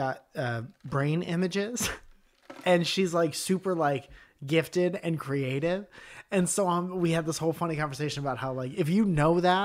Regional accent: Connecticut, United States; moved away; I'm from Connecticut

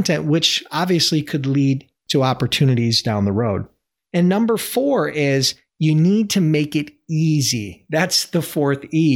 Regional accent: Buffalo, New York, United States; my hometown, Buffalo, New York

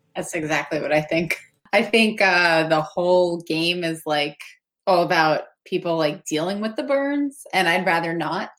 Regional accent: New York City, New York, United States; as a New Yorker

